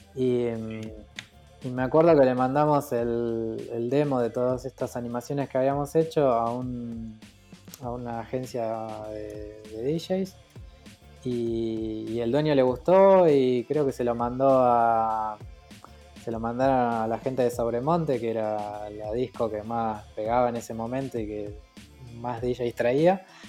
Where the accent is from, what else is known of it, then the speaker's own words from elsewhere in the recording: Los Polvorines, Buenos Aires Province, Argentina; moved away; also born or lived in Mar del Plata; Yo nací en Los Polvorines, en Buenos Aires